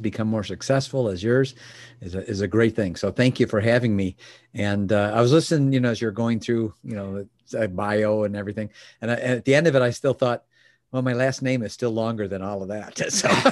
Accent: Chicago, Illinois, United States; was born and raised in Chicagoland area

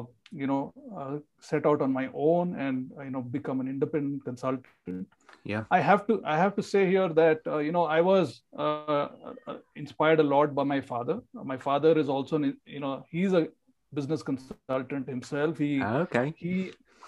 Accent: India; also born or lived in north of India; now in Bangalore, India; I was, born and brought up in India. I've stayed in the south of India, in the north of India, and finally, over the last 40 years, I've been in the south. My hometown is hours away from Bangalore

